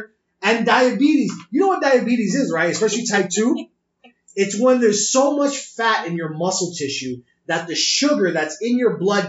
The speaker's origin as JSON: {"language": "English", "region": "New York", "country": "United States", "said": "I'm from New York."}